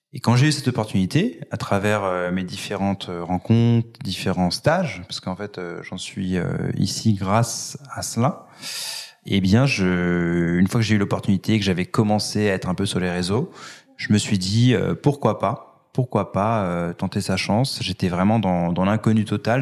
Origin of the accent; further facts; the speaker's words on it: Paris, Île-de-France, France; Je suis parisien, je vis euh, dans le 10e arrondissement